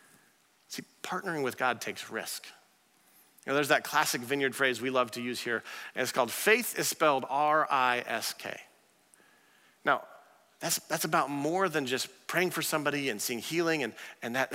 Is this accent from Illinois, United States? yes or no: yes; Arthur, Illinois, United States; my hometown of Arthur